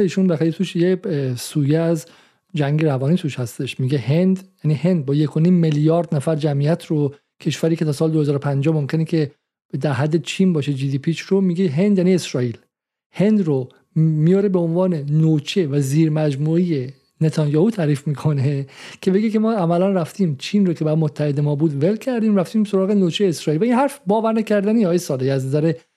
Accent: Iran; moved away; ما همه ما ایرانی هستیم

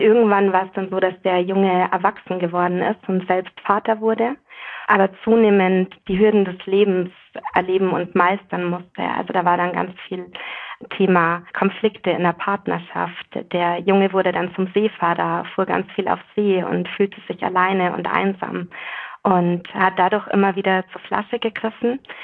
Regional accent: Bavaria, Germany; ich bin ja in Bayern aufgewachsen

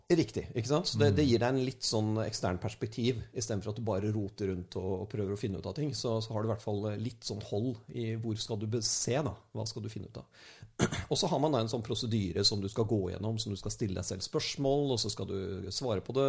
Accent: Norway; som en nordmann

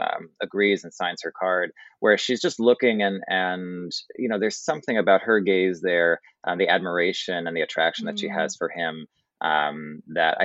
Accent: New York City, New York, United States; as the New Yorker

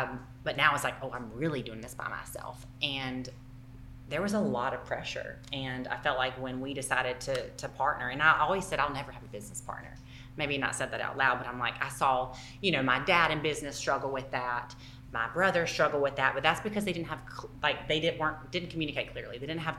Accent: Southern United States, United States; accent: Southern; if you can't understand my Southern accent.

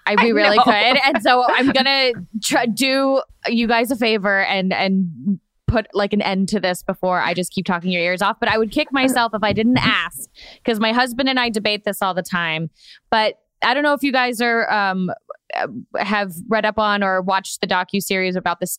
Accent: Florida, United States; I'm from Florida.

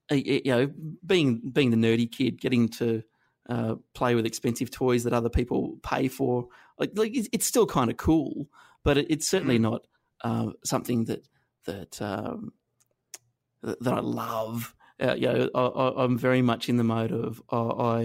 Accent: Inverell, New South Wales, Australia; also born or lived in Armidale, New South Wales; where I grew up in Inverell in northern New South Wales

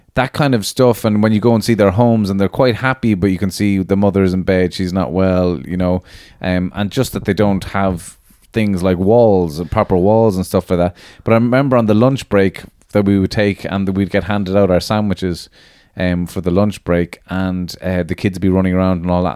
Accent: Ireland; being Irish

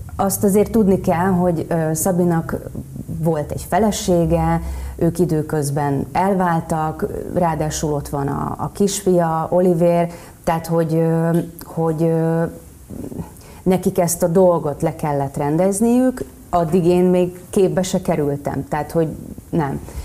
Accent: Nyíregyháza, Szabolcs-Szatmár-Bereg, Hungary; Én nyíregyházi lány vagyok

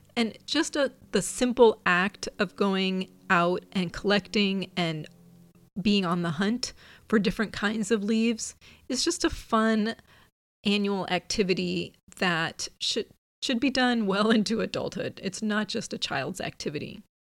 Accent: Midwest, United States; also born or lived in Pacific Northwest; now in California, United States; I grew up in the Midwest

